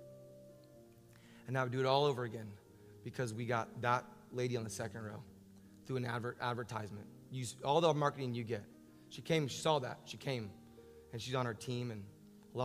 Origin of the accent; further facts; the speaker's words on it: Orlando, Florida, United States; I'm from Orlando